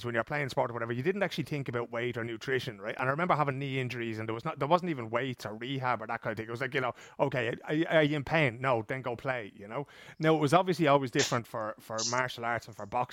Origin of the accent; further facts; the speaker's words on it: Ireland; we grew up as Irish lads